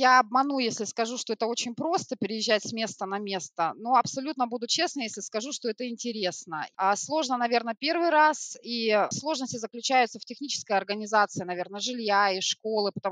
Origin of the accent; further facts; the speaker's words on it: Krasnoyarsk, Krasnoyarsk Krai, Russia; now in Smolensk, Russia; Нет, я сама из Красноярска, я сибиряк, сибирячка, правильнее сказать. В Смоленске я оказалась полтора года назад